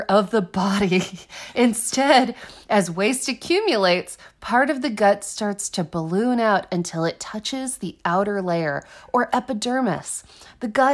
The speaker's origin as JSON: {"language": "English", "town": "Austin", "region": "Texas", "country": "United States", "tie": "born or raised there", "said": "I grew up in Austin"}